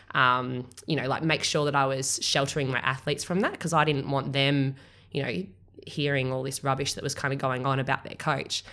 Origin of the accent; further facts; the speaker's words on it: Australia; I'm Australian